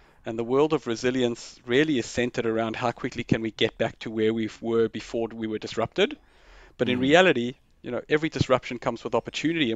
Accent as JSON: {"language": "English", "country": "South Africa", "tie": "born or raised there", "said": "I grew up in South Africa"}